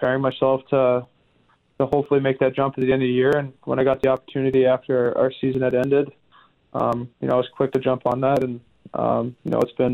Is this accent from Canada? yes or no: yes; Western Canada, Canada; growing up in Western Canada